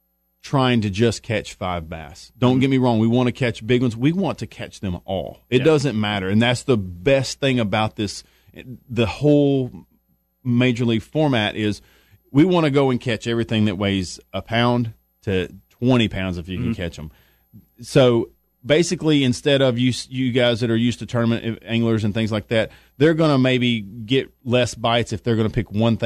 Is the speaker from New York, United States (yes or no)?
no; Texas, United States; You know, I'm from Texas, and right now you wake up and it's about 100